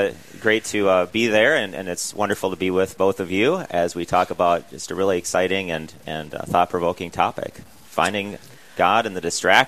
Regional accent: Huron, South Dakota, United States; I'm a priest of the Diocese of Sioux Falls. I was born and raised in Huron, South Dakota

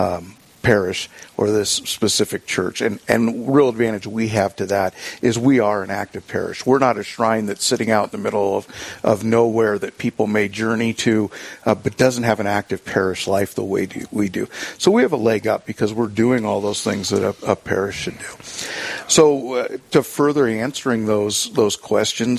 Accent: Ventura, California, United States; now in South Dakota, United States; my hometown in Ventura, California

